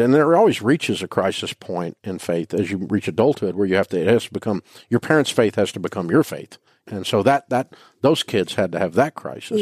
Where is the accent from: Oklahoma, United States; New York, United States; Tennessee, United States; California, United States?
Tennessee, United States; Nashville; I grew up in Nashville